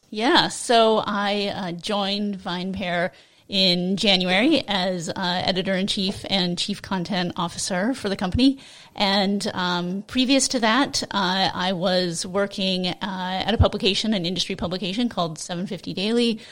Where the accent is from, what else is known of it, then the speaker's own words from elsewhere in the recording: Seattle, Washington, United States; I'm from Seattle